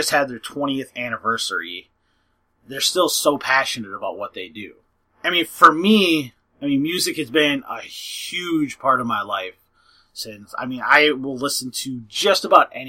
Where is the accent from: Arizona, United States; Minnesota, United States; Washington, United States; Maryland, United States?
Minnesota, United States; three of us are from Minnesota